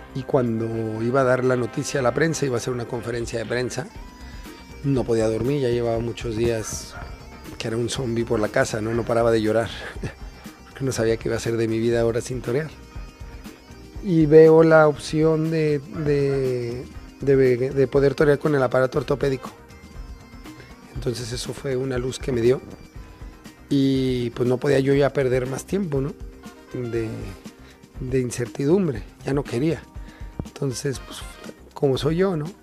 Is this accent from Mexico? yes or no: yes; Mexico; He sentido mucho cariño por parte de mi tierra